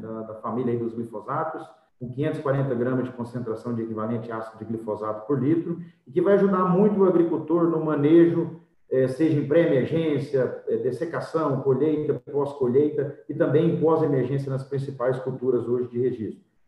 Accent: Goiânia, Goiás, Brazil; Eu sou de Goiânia, nasci em ah. Goiânia

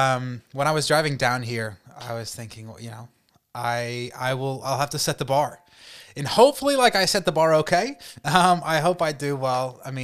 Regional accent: North Carolina, United States; born there; I was born in North Carolina, raised in a very Christian home.

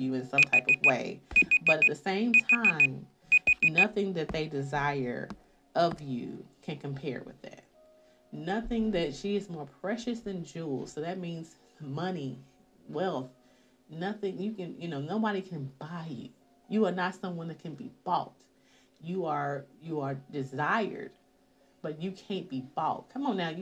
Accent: the South, United States; I'm from the South

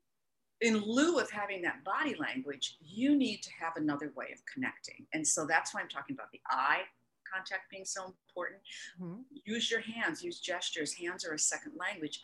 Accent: Minnesota, United States; my home state of Minnesota

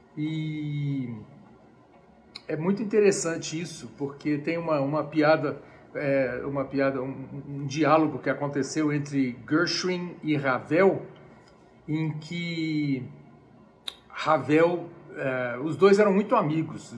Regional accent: Brazil; also born or lived in United States; now in Brasília, Brazil; eu sou brasileiro

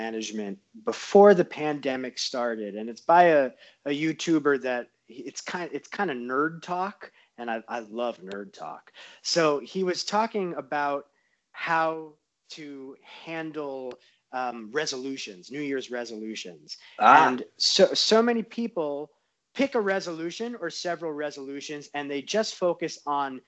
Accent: New York, United States; now in Southern California, United States; I'm from New York, so it's like you never pump on the brakes. So it's that New Yorker is still in me, even out in Southern California

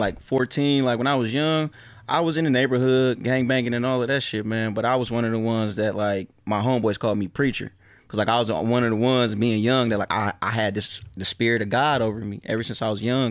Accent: Detroit, Michigan, United States; I'm from Joy Road. I'm from a real part of my neighborhood, you know, and I'm not one of the ones that grew up and start claiming my hood because everybody else was claiming, like, I was born from the soil.

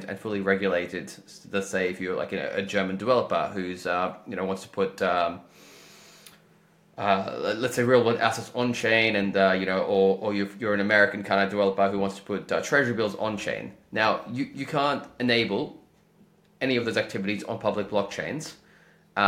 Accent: Australia; I'm from Australia

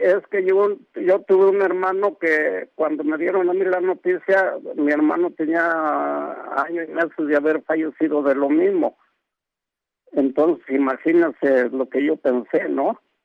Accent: Veracruz, Mexico; now in Mexico City, Mexico; yo hablo ahorita de aquí, este, de aquí de la Ciudad de México, pero yo soy del estado de Veracruz

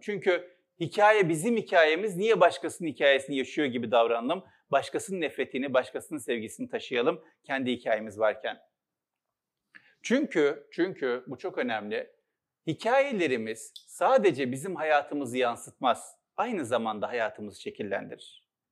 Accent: Istanbul, Turkey; İstanbul'da doğdum, Üsküdar'da. Altı kardeşiz. İlkokulu Üsküdar'da okudum.

